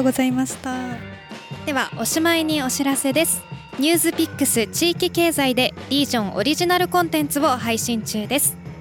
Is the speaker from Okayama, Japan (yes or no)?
yes; Okayama, Japan; born or raised there